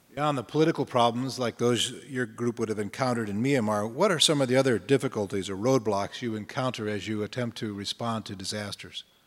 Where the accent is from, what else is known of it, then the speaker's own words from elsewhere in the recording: Minnesota, United States; speaking as a Minnesotan